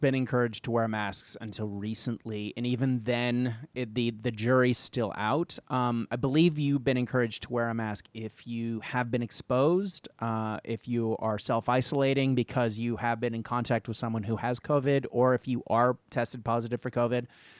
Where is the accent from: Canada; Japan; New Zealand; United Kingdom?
Japan; I grew up in Japan, so I grew up used to seeing people with masks because that's part of the culture.